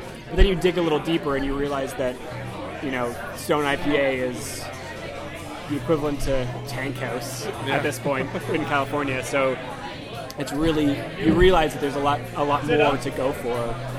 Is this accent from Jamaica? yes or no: no; Whitby, Ontario, Canada; moved away as an adult; also born or lived in Toronto; now in Los Angeles, United States; Born and raised in Whitby, Ontario, went to Ryerson University, that's when I moved to Toronto.